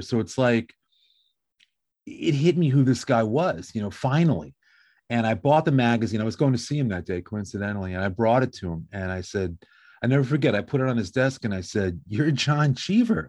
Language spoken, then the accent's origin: English; Westchester County, New York, United States; now in Long Beach, United States; I grew up in New York, about an hour north of New York City in a place called Westchester County